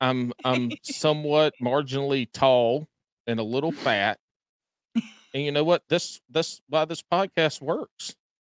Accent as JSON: {"language": "English", "region": "the Carolinas", "country": "United States", "said": "I'm from the Carolinas."}